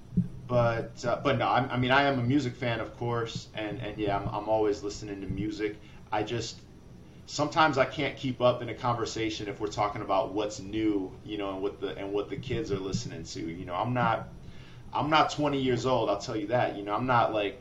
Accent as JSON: {"language": "English", "town": "Rockford", "region": "Illinois", "country": "United States", "also_born_or_lived": "Chicago", "moved": "yes", "said": "I'm from the Midwest. You know, I'm from Rockford, Illinois. I spent a decade in Chicago"}